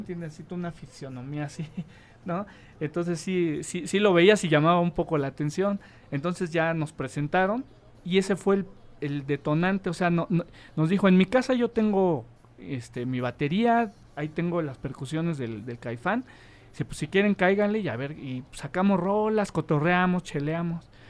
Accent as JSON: {"language": "Spanish", "region": "Mexico City", "country": "Mexico", "tie": "born or raised there", "also_born_or_lived": "Agrícola Oriental, Iztacalco", "said": "Yo soy este, oriundo de la Benito Juárez"}